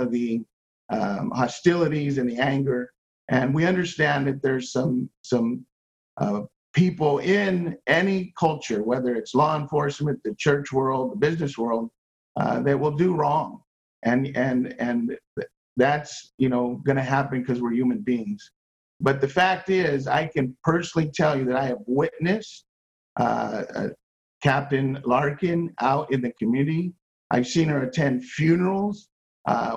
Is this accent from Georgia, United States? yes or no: no; Los Angeles, California, United States; moved away as an adult; now in Las Vegas, United States; I grew up in Los Angeles, been here 23 years